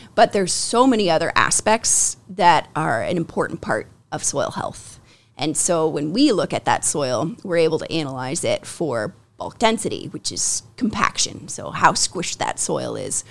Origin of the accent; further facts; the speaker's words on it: Ancaster, Ontario, Canada; I grew up in Ancaster